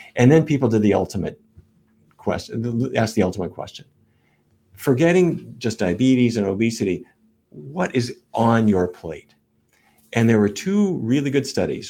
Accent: North Dakota, United States; when I was a kid growing up in North Dakota

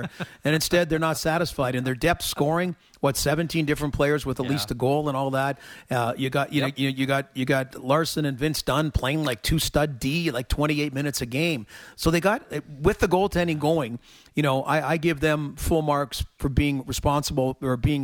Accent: Toronto, Ontario, Canada; growing up in Toronto

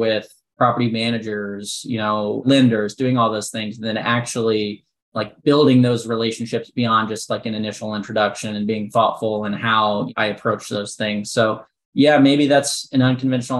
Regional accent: Midwest, United States; moved away as an adult; also born or lived in Central Illinois; now in Nashville, United States; I'm born and raised in the Midwest.

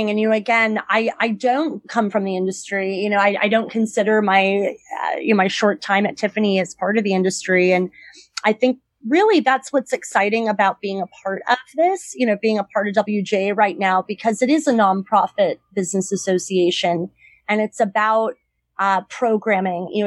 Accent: Los Angeles, California, United States; moved away as an adult; also born or lived in Boston; now in New York City, United States; I grew up in Southern California. I moved back.

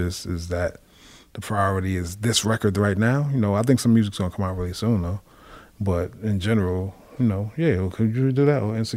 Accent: West Coast, United States; I'm from the West Coast.

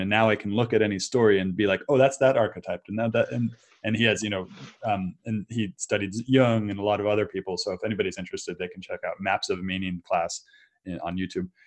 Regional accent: Silicon Valley, California, United States; moved away as an adult; also born or lived in Brazil; I grew up in Silicon Valley, I grew up in this area

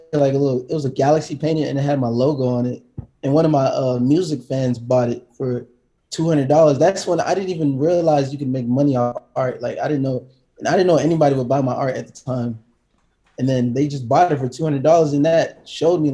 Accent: Atlanta, Georgia, United States; moved away as an adult; also born or lived in Decatur, Georgia; now in Los Angeles, United States; I grew up in Atlanta, Georgia, and Decatur

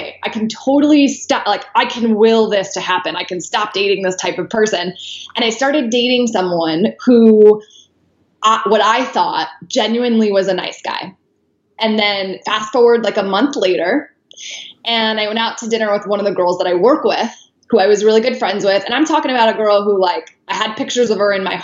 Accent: right outside of Chicago, Illinois, United States; I grew up right outside of Chicago

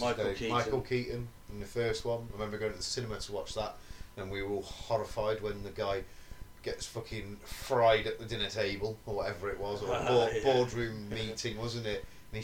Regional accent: England, United Kingdom; we're British, we're English.

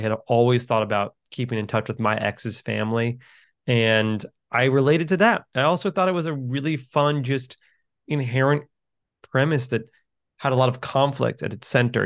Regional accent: New York City, New York, United States; I'm from New York City.

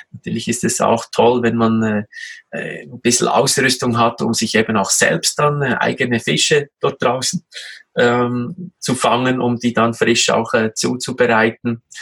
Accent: Switzerland; Als Schweizer essen wir ja alle sehr gerne den äh, geschmolzenen Käse, sei es als Raclette oder eben auch als Fondue.

